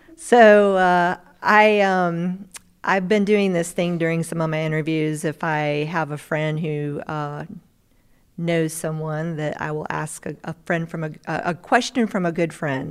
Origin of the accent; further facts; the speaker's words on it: Asheville, North Carolina, United States; I'm from Asheville, North Carolina